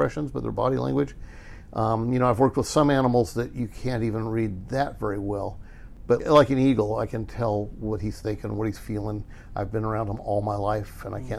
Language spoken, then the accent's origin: English; Burbank, California, United States; growing up in Burbank